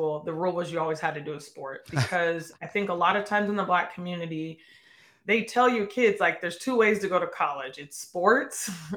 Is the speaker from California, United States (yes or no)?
no; Portland, Oregon, United States; born and raised in Portland, Oregon